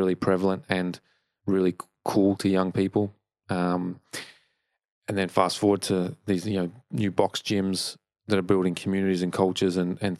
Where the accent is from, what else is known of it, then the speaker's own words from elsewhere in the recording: Melbourne, Victoria, Australia; when I grew up in Melbourne